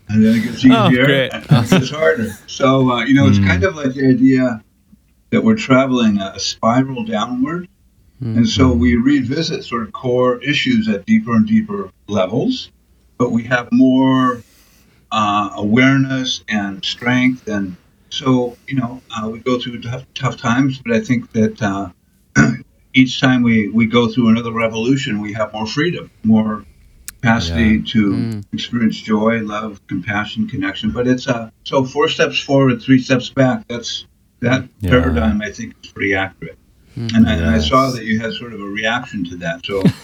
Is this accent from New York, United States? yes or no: no; Portland, Oregon, United States; now in South Portland, United States; I think since about 1978. I came from Portland, Oregon, to Portland, Maine, and live here with my wife and my two kids.